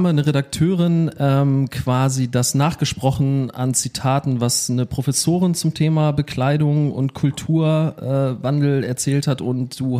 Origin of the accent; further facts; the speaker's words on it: Bremen, Germany; accent: northern (nordisch); moved away as an adult; now in Münster, Germany; aus der Ecke Bremen, also manchmal hört man das noch, so den leichten Schnack, der ist manchmal noch so drin